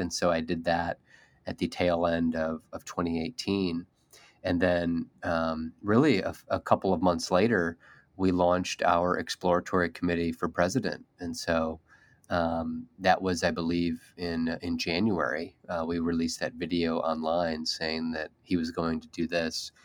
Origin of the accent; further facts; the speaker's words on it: Indiana, United States; here in, in my home state